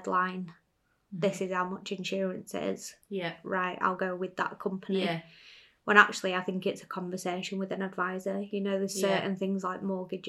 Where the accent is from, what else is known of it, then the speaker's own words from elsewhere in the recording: United Kingdom; we're British